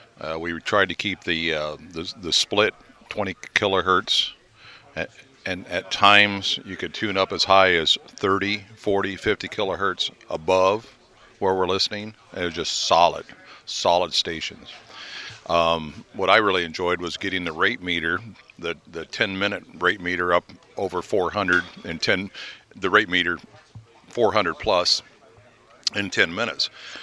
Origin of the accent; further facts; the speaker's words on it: Crescent City, Illinois, United States; I'm from Crescent City, Illinois.